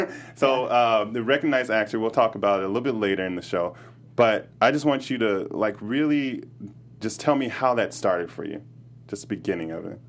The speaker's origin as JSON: {"language": "English", "town": "Chicago", "region": "Illinois", "country": "United States", "said": "I'm from Chicago"}